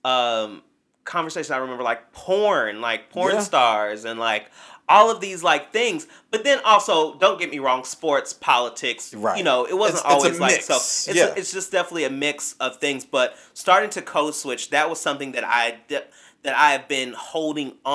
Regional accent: Kentucky, United States; also born or lived in Bowling Green, Kentucky; growing up in small town Kentucky, there weren't there was not a black barbershop in my hometown

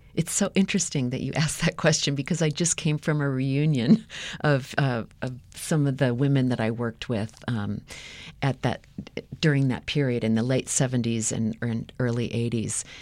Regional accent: United States; growing up in the United States

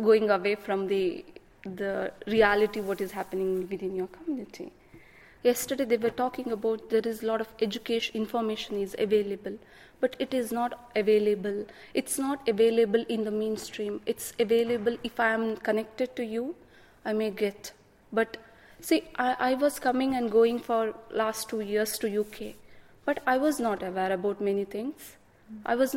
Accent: India; moved away as an adult; now in United Kingdom; I'm from India. I born and brought up on an agricultural farm.

